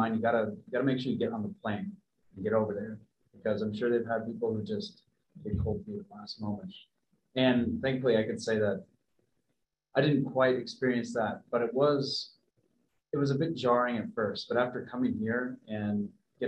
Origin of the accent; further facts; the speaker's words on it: Ridgefield, Connecticut, United States; I'm from Ridgefield, Connecticut